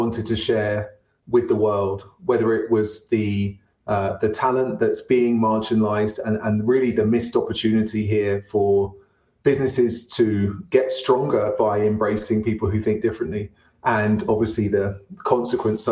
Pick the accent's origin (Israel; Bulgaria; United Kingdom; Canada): United Kingdom; London; now in Denver, United States; I'm from London. Now based in Denver